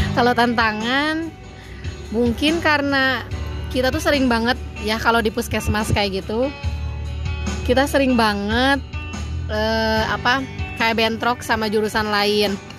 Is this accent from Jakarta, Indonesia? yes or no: no; Bandung, West Java, Indonesia; aku dari Bandung